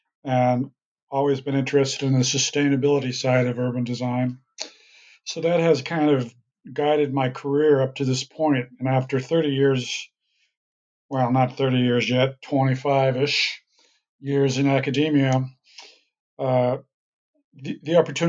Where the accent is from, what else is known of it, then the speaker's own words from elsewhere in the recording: United States; moved away as an adult; also born or lived in Minnesota; now in Vancouver, Canada; I was born in the United States and practiced my profession first there as a city planner.